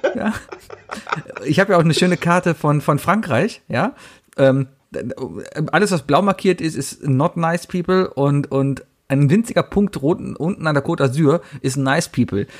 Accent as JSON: {"language": "German", "town": "Cologne", "region": "North Rhine-Westphalia", "country": "Germany"}